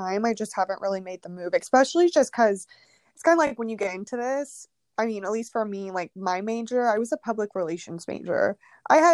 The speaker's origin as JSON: {"language": "English", "town": "Houston", "region": "Texas", "country": "United States", "tie": "born or raised there", "also_born_or_lived": "Katy, Texas", "said": "So I actually grew up in Houston, Texas. And then kind of from 5th grade to high school, I was in Katy, Texas, which is basically Houston."}